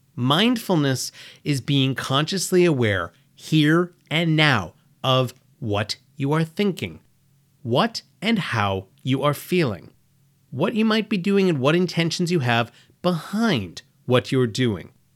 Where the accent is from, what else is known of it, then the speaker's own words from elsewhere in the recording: United States; I was born and raised in America